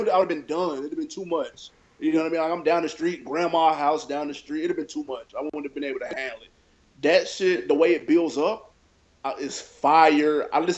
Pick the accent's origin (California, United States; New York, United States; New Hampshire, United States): New York, United States; Queens; born there; I'm originally from, I was born in New York in Queens. So like, but I wasn't raised.